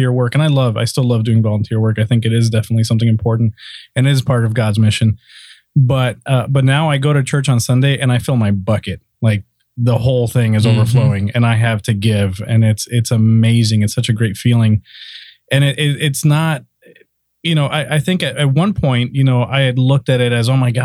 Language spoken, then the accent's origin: English; South Florida, United States; now in Orlando, United States; I grew up in South Florida, came to Orlando